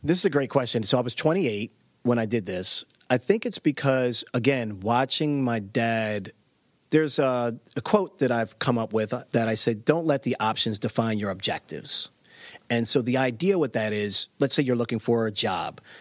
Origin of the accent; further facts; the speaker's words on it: Baltimore, Maryland, United States; I grew up in Baltimore, Maryland